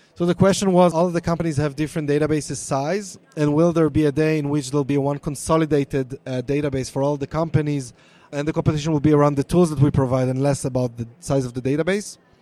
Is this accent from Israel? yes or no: yes; Israel; accent: Hebrew; English is a second language; my Hebrew accent